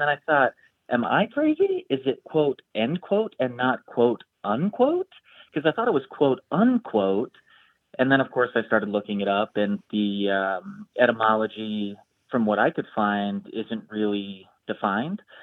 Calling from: Chicago, Illinois, United States; I'm calling from Chicago

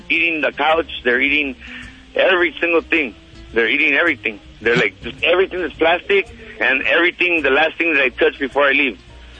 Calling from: Montebello, California, United States; I'm calling from Montebello.

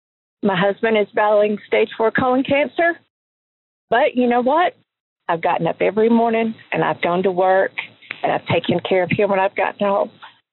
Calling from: Talking Rock, Georgia, United States; I'm calling from Talking Rock, Georgia.

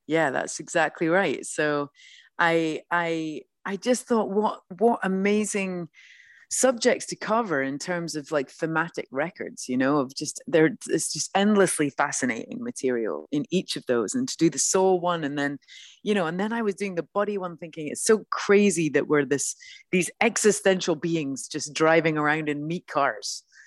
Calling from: Los Angeles, California, United States; I'm calling you from sunny Los Angeles.

